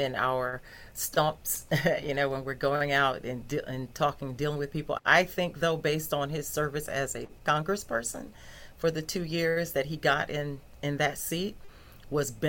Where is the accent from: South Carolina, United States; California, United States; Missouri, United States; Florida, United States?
South Carolina, United States; Newberry; I grew up in Newberry